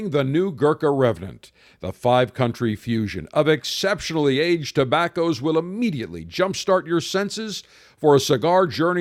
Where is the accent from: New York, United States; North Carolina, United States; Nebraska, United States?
New York, United States; Buffalo; growing up in Buffalo in the winter